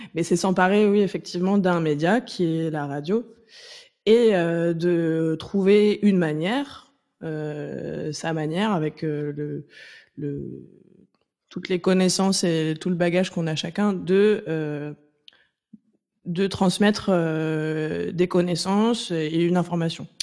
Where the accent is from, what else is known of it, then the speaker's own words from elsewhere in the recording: Nantes, Pays de la Loire, France; je viens de Nantes, euh, donc j'ai grandi en écoutant une radio associative